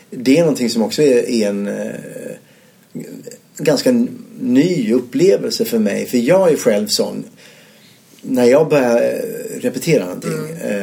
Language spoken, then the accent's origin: Swedish; Ystad, Skåne, Sweden; moved away as an adult; also born or lived in Malmö; jag är född ute på Bondvischan där utanför Ystad i Skåne.